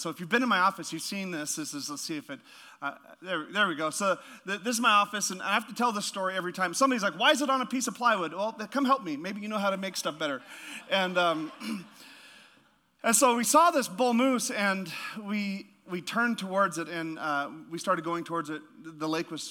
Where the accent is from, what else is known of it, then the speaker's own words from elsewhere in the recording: Yukon, Canada; moved away; also born or lived in Alaska; I'm from the Yukon, so northern Canada in the Yukon, right next to Alaska